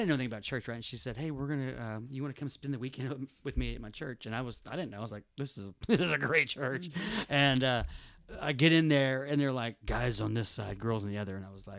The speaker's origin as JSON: {"language": "English", "town": "Odessa", "region": "Texas", "country": "United States", "tie": "born or raised there", "said": "I was born in East LA. I was born in Odessa, Texas."}